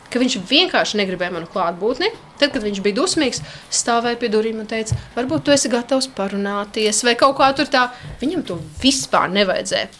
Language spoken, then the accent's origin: Latvian; Līvāni, Latgale, Latvia; moved away as an adult; now in Jelgava, Latvia; nodzīvojusi 17 gadus Latgalē, es jūtos tomēr kā līvāniet, kā latgalieti joprojām